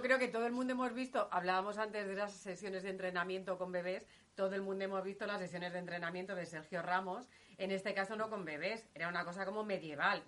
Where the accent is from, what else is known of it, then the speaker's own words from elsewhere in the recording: Guadalajara, Castilla-La Mancha, Spain; yo que soy de Guadalajara